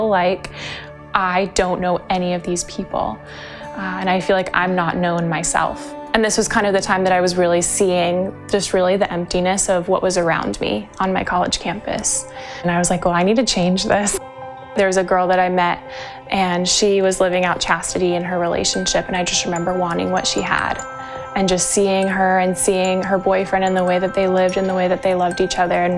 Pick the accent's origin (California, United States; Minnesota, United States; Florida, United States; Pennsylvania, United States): California, United States; Huntington Beach; also born or lived in Ohio; I'm from Huntington Beach, California